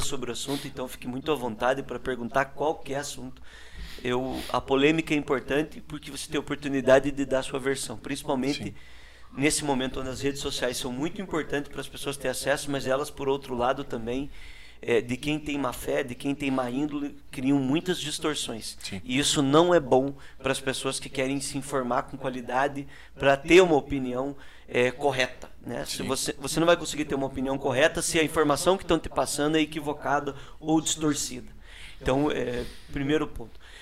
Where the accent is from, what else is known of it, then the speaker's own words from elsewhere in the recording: Brazil; Eu sou morador da Vila Ilgenberg, é um bairro carente, pobre ali de, aqui da nossa cidade, no bairro da Nova Rússia. E ainda muito criança, eu trabalhei com meu pai como catador de reciclado